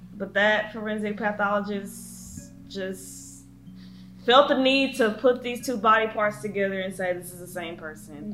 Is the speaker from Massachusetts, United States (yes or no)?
no; near Beaumont, Texas, United States; very, very close to my hometown